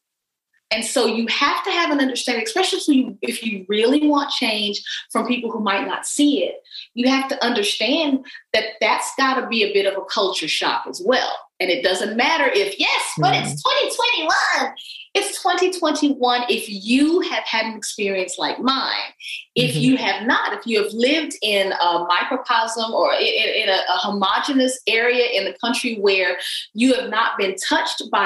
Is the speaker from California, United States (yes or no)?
no; Texas, United States; I'm a Texan.